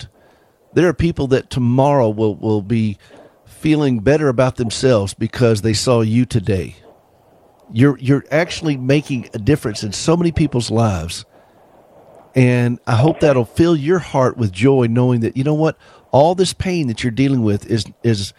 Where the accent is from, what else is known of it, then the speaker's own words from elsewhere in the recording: South Carolina, United States; I'm from South Carolina.